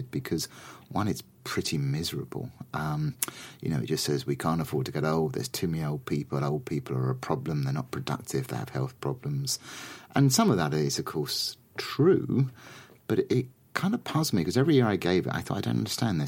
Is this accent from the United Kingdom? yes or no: yes; London, United Kingdom; I'm a Londoner.